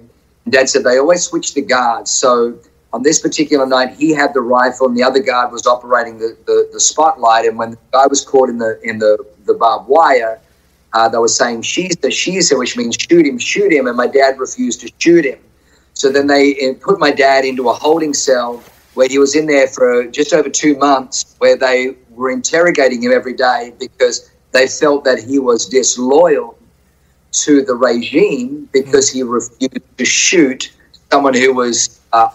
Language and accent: English; Australia; also born or lived in Tuttlingen, Germany; we migrated from Germany to Australia when I was 3.